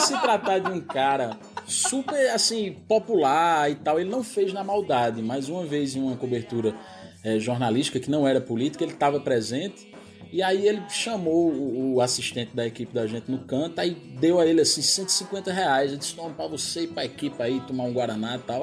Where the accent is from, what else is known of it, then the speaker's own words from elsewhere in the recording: Surubim, Pernambuco, Brazil; accent: mix of Pernambuco and Paraíba; moved away as an adult; also born or lived in Recife / Campina Grande; now in João Pessoa, Brazil; Sou de Surubim, Surubim, Agreste de Pernambuco, mesma região.